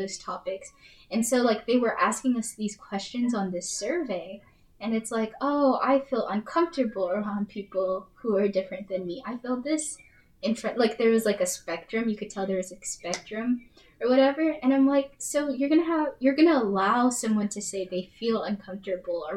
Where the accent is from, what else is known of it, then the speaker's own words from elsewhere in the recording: Colorado, United States; moved away; I'm from Colorado